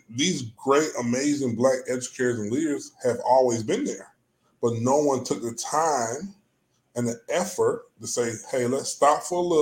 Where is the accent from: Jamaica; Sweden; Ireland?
Jamaica; It was the same thing in growing up in Jamaica. You had to respect people for their language and culture